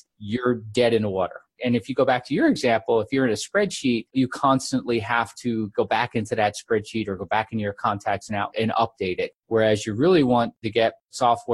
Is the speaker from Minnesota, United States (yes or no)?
no; New Jersey, United States; moved away as an adult; also born or lived in Iowa; I was born in New Jersey. I get kind of hung out there. And I was a big athlete when I was a kid